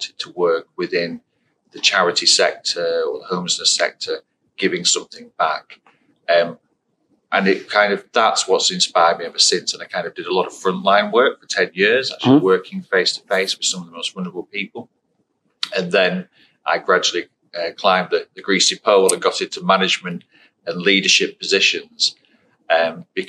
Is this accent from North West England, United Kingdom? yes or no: yes; Blackpool, North West England, United Kingdom; I was born and raised in Blackpool on the Fylde Coast.